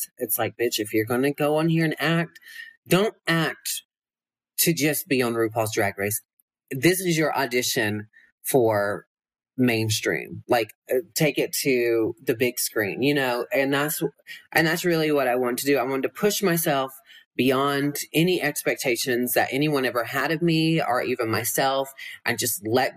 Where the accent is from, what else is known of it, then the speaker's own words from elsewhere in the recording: Georgia, United States; moved away as an adult; also born or lived in Los Angeles; now in Las Vegas, United States; growing up in Georgia